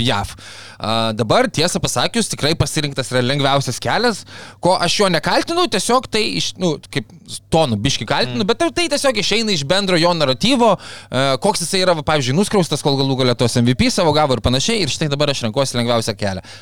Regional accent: Lithuania

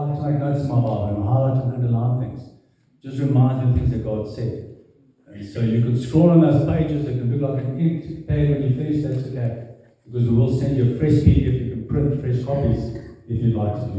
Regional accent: South Africa; I am born South African, but I'm not South African

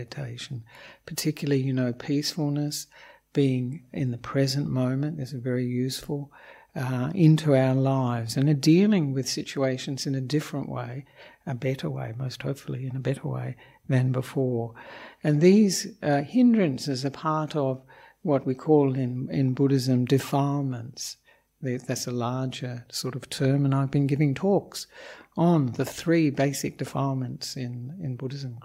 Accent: Australia; also born or lived in Melbourne / Perth; I'm an Australian monk

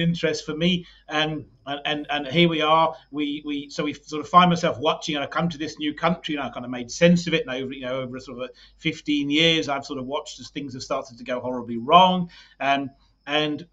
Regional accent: United Kingdom; now in South Africa; I'm British

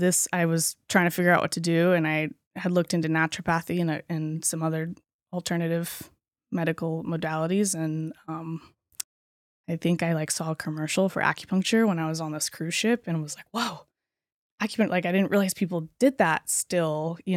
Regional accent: California, United States; But I was raised here in Humboldt County. … my parents have owned Lima's Pharmacy for the last 25, 30 years.

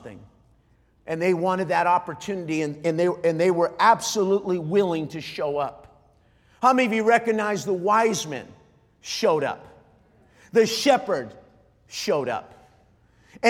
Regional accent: Montebello, California, United States; There's a city on the east part of Los Angeles called Montebello. I was born in Montebello.

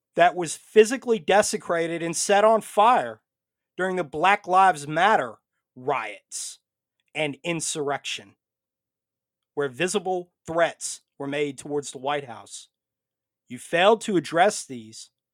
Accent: United States; I come to you tonight first as an American

